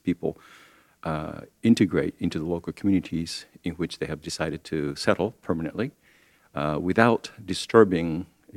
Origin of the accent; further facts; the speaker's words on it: Japan; moved away; Japan, which is my home country